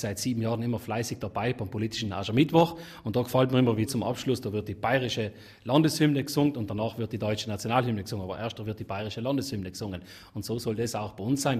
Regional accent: South Tyrol, Trentino-Alto Adige, Italy; wir Südtiroler

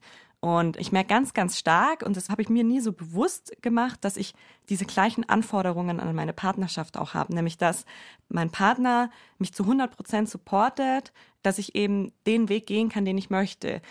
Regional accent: Allgäu, Bavaria, Germany; ich bin ja im Allgäu aufgewachsen

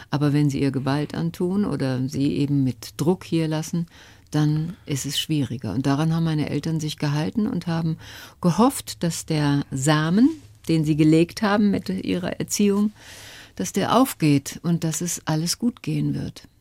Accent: North Rhine-Westphalia, Germany; Und da, wo ich herkomme, aus dem Ruhrgebiet und wie gesagt, mein Vater, der auf der Zeche gearbeitet hat, meine Mutter war Hausfrau

